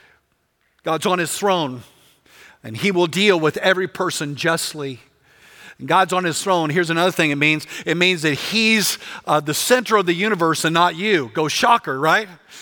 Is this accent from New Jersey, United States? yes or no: no; West Texas, United States; I grew up in West Texas